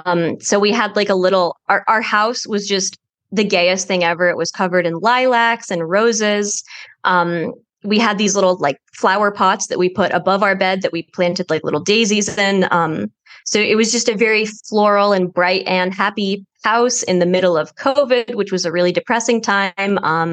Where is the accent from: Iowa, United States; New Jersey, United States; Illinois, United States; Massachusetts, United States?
New Jersey, United States; I'm from New Jersey.